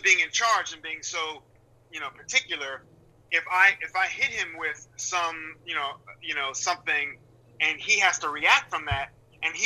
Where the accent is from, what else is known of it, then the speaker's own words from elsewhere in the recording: Chappaqua, New York, United States; moved away; I'm from Chappaqua, New York